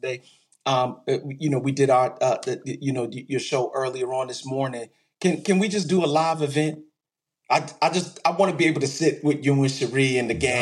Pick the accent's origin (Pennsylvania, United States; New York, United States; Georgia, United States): New York, United States; New York City; also born or lived in Texas; I'm originally from Brooklyn, New York.